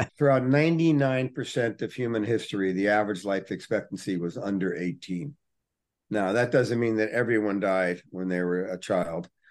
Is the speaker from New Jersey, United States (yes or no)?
yes; Newark, New Jersey, United States; When I was a little boy, I grew up in Newark, New Jersey